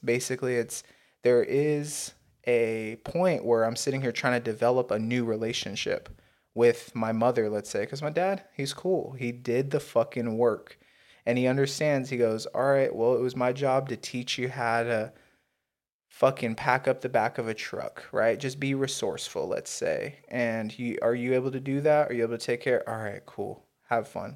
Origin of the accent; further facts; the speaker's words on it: United States; I'm an American. Yes, Native American, yes, African American. Yeah, white, you know, but guess what? American